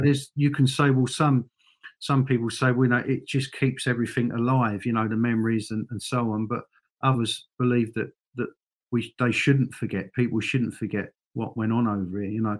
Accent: London, United Kingdom; moved away as an adult; now in Northern Ireland, United Kingdom; I remember growing up in in you know obviously in London

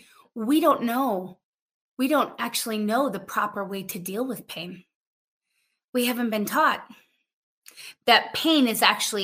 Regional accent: United States; we are American

